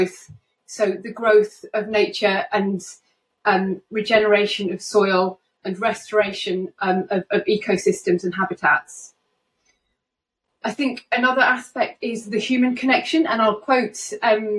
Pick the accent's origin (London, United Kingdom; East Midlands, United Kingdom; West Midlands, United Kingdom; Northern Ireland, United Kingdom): East Midlands, United Kingdom; Lincolnshire; I was brought up in Lincolnshire and I'm currently living in Lincoln.